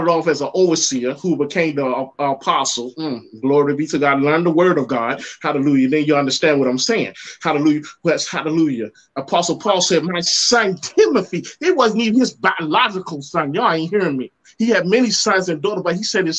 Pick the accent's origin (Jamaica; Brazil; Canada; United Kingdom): Jamaica; When I grew up in Jamaica